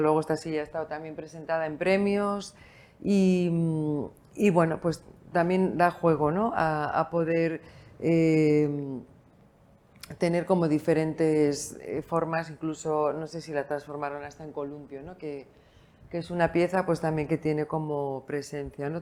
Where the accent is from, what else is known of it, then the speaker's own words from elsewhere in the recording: San Sebastián, Basque Country, Spain; moved away as an adult; also born or lived in Bilbao; now in Lugo, Spain; aunque soy vasca, nacida en San Sebastián, estudié en Bilbao biología